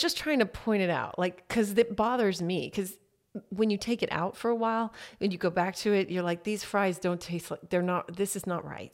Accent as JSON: {"language": "English", "town": "Harker Heights", "region": "Texas", "country": "United States", "tie": "born or raised there", "also_born_or_lived": "Temple, Texas", "moved": "as an adult", "said": "I grew up in Harker Heights, which is outside Killeen"}